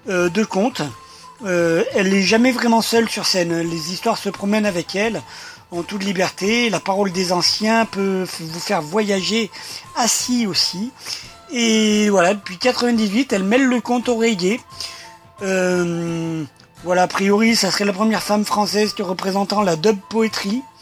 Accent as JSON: {"language": "French", "town": "Montfermeil", "region": "Île-de-France", "country": "France", "tie": "born or raised there", "said": "Moi, je suis né à Montfermeil."}